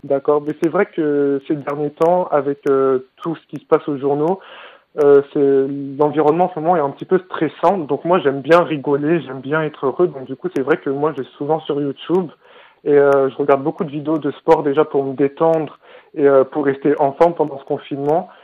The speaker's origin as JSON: {"language": "French", "town": "Brétigny-sur-Orge", "region": "Île-de-France", "country": "France", "said": "Je viens de Bretigny-sur-Orge"}